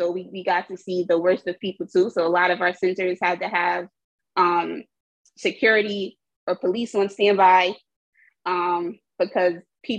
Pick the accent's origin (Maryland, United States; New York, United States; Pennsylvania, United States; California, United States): New York, United States; New York City; I'm from Jamaica, Queens. I currently still reside in Jamaica, Queens.